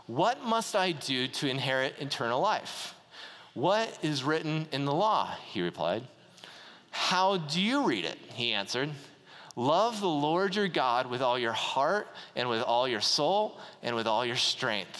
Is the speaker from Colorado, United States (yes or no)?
yes; Greeley, Colorado, United States; I'm from Greeley